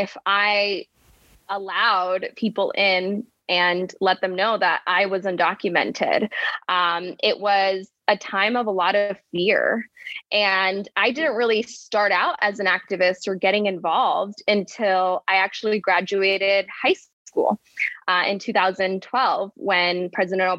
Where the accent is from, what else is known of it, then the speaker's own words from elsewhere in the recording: Arizona, United States; also born or lived in Buenos Aires, Argentina / Florence, Arizona; I started out here in Arizona, it's my home state, as a student activist, as a young undocumented person. Arizona was a very difficult place to grow up in.